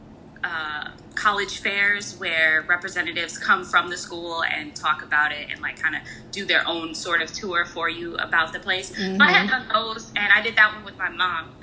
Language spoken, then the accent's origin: English; Chicago, Illinois, United States; moved away as an adult; also born or lived in New York; now in Pennsylvania, United States; I grew up in the Chicagoland area with you